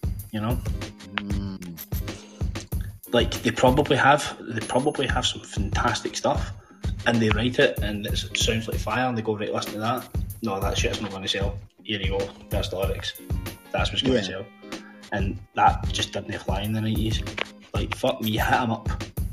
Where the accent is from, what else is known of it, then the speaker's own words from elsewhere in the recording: Hamilton, Scotland, United Kingdom; I'm from Hamilton in Scotland